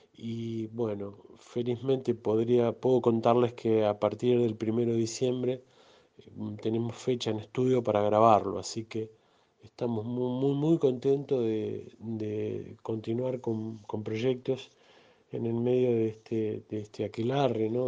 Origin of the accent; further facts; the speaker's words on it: Mar del Plata, Buenos Aires Province, Argentina; soy un músico de Mar del Plata, resido en Mar del Plata